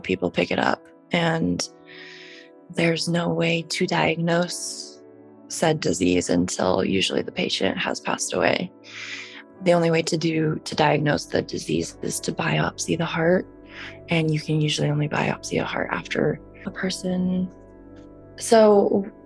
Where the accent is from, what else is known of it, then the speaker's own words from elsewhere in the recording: Salt Lake City, Utah, United States; I was born and raised in Salt Lake City, Utah